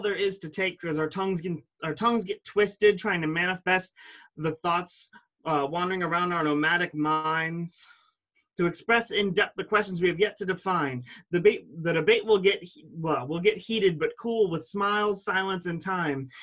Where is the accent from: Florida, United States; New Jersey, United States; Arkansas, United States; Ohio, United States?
Ohio, United States; Ashtabula; born or raised there